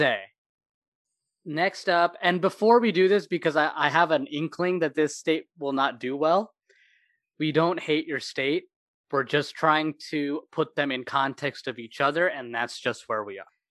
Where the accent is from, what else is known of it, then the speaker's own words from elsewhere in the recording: Moline, Illinois, United States; also born or lived in Iowa; I was born and raised in Illinois in Moline, uh, but I went to high school across the river in Iowa